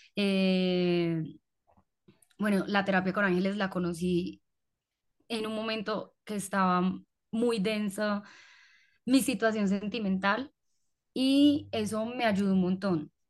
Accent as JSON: {"language": "Spanish", "country": "Colombia", "tie": "born or raised there", "said": "yo nací en una hora supuestamente rara en Colombia"}